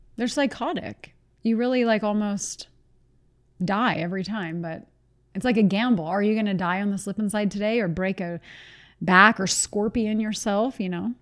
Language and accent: English; East Coast, United States; we're from the East Coast